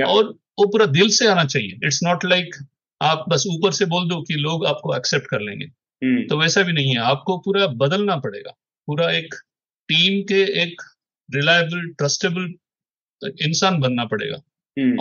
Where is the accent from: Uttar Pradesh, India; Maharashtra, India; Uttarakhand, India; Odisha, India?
Odisha, India; Bhubaneswar; Hindi is a second language; moved away as an adult; also born or lived in Hyderabad; भुवनेश्वर मेरा home town है but मैंने 20-25 साल से तो हैदराबाद में रहा था